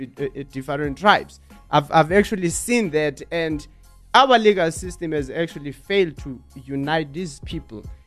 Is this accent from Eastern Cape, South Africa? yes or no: yes; Eastern Cape, South Africa; when I was in Eastern Cape, I'm colored. So all the kids, they used to see me as a white kid.